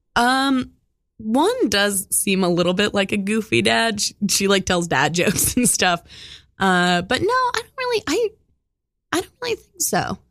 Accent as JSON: {"language": "English", "town": "Oakland", "region": "California", "country": "United States", "tie": "born or raised there", "said": "I grew up in Oakland"}